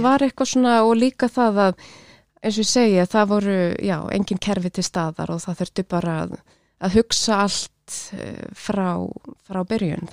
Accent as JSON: {"language": "Icelandic", "town": "Kópavogur", "region": "Capital Region", "country": "Iceland", "tie": "born or raised there", "said": "ólst upp í Vesturbænum í Kópavogi"}